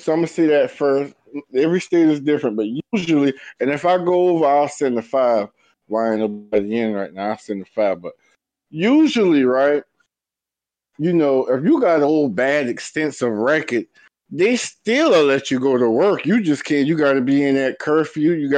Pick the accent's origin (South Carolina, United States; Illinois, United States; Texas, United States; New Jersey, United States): South Carolina, United States; Walterboro; I'm from a small town in South Carolina called Walterboro